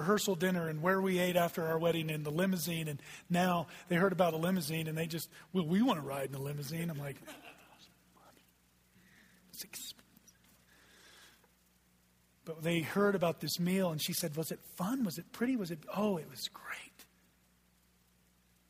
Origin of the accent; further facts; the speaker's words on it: Texas, United States; also born or lived in Oklahoma; I just said ain't from the pulpit, because I'm from Texas